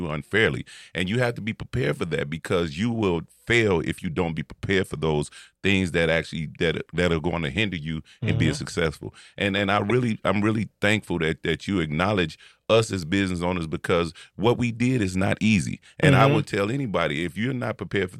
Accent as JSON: {"language": "English", "town": "Maywood", "region": "Illinois", "country": "United States", "said": "I'm from Maywood as well"}